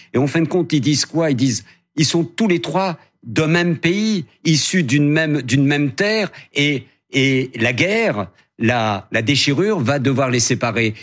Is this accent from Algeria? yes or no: yes; Algiers, Algeria; now in France; le petit blond de la Casbah, qui raconte mon enfance en Algérie